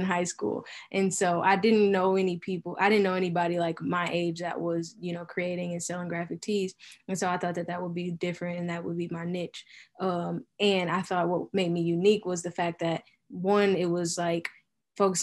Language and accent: English; Milwaukee, Wisconsin, United States; Born and raised in Milwaukee. I've been here my whole life, except for my senior year of high school